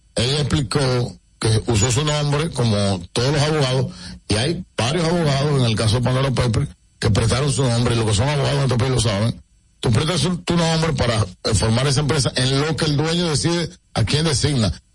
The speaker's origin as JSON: {"language": "Spanish", "country": "Dominican Republic", "said": "como dominicanos y dominicanas"}